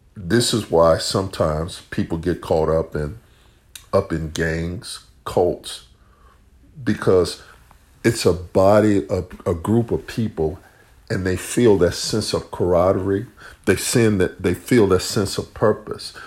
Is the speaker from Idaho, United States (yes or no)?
no; Chicago, Illinois, United States; moved away; also born or lived in the North / the South / the Midwest; I grew up in Chicago